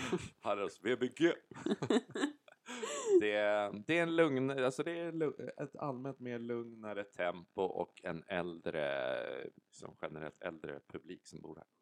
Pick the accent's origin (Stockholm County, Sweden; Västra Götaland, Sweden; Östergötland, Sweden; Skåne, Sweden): Stockholm County, Sweden; Stockholm; accent: stockholmska; moved away as an adult; now in Varberg, Sweden; jag har ju bott i Stockholm hela mitt liv